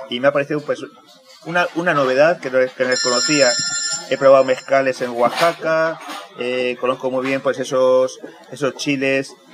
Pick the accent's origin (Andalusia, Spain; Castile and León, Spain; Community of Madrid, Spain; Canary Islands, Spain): Canary Islands, Spain; que yo soy canario.